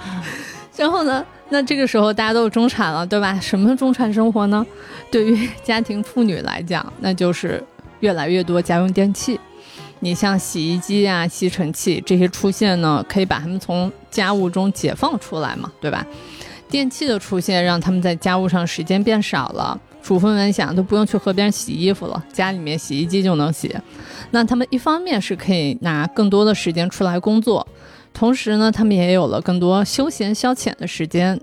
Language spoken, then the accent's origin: Chinese; southern China, China; 我从小因为我在南方长大